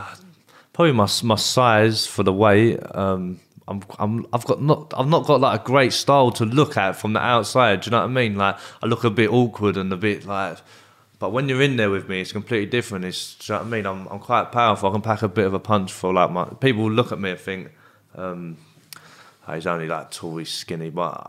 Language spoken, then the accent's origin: English; Bexley, London, United Kingdom; I'm from Bexley. I am. Okay. I'm from Bexley, but like, yeah, no, I don't really have no. There's no gangs in that, really.